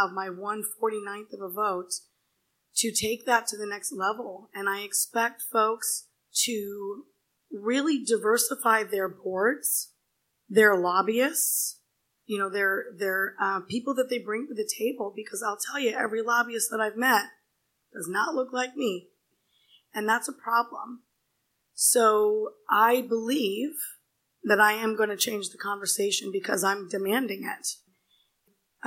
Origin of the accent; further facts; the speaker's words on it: India; moved away; I was born in India in a village, like a little tiny, teeny village